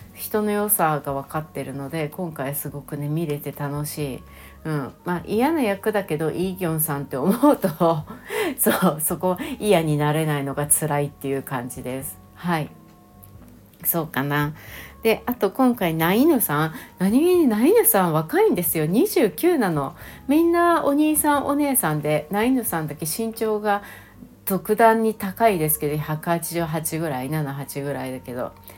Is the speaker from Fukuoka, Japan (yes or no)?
no; Shizuoka, Japan; 私も静岡県出身